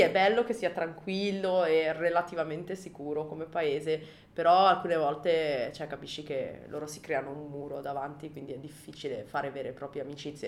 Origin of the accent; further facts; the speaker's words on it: Milan, Lombardy, Italy; moved away as an adult; now in Japan; Io sono di Milano